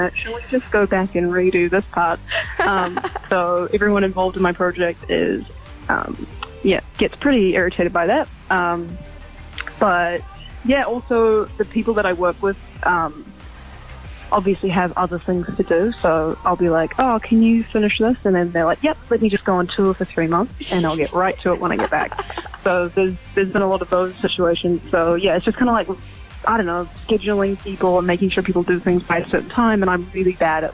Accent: Auckland, New Zealand; I'm from Auckland, New Zealand.

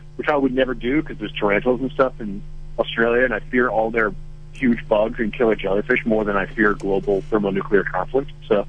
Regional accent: Minnesota, United States; I grew up in Minnesota

